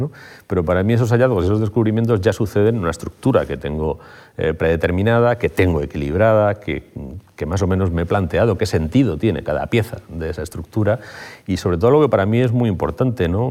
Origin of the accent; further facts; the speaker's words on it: Madrid, Community of Madrid, Spain; also born or lived in Carabanchel, Madrid / Getafe; mis primeros cuatro años de vida fueron en Getafe. Luego me trasladé a Madrid. Durante bastante tiempo viví en Madrid